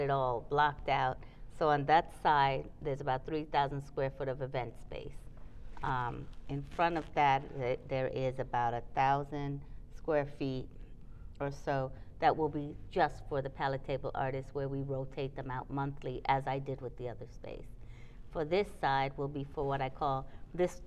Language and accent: English; Trinidad & Tobago; also born or lived in New York, United States; now in Charlotte, United States; I'm from Trinidad, it, the island of the rum punch